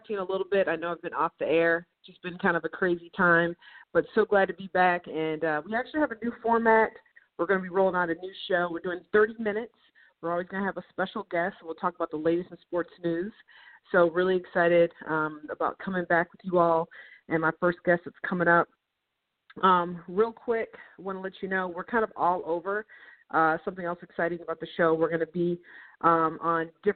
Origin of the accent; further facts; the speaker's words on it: Michigan, United States; I'm from Michigan and a big Michigan fan